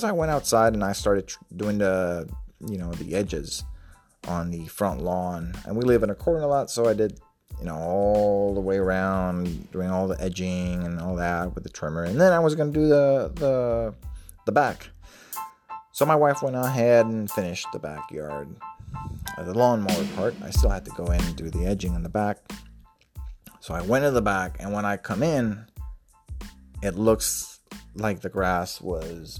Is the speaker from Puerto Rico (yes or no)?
yes; Puerto Rico; moved away as an adult; also born or lived in southeastern Virginia; now in Virginia, United States; I was born and raised in Puerto Rico until 2009.